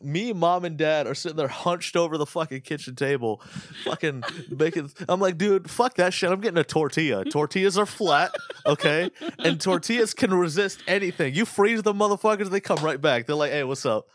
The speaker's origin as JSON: {"language": "English", "country": "United States", "said": "I'm fucking American, dude. We're, we don't eat crumpets."}